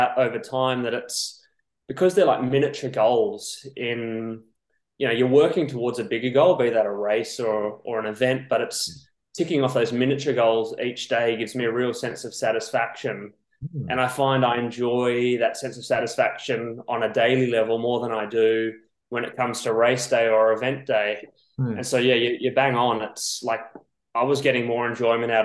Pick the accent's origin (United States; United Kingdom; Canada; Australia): Australia; Perth, Western Australia; moved away as an adult; now in Girona, Spain; So I grew up in Perth, Western Australia, and I've been over here for about 4